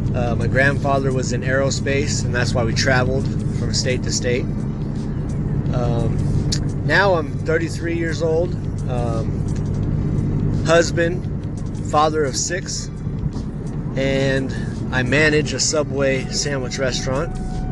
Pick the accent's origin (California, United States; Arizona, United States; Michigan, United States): California, United States; also born or lived in Baton Rouge / Seattle; I was born in Baton Rouge, Louisiana, back in 1984. And then, a couple years later, moved to Seattle, Washington for a year. And then, finally, to California.